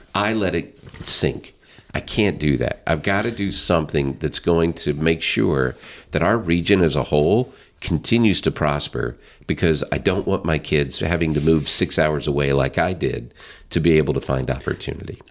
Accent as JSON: {"language": "English", "region": "Northwest Arkansas", "country": "United States", "moved": "yes", "lives_now": "St. Charles County, United States", "said": "I'm from Northwest Arkansas. I love Northwest"}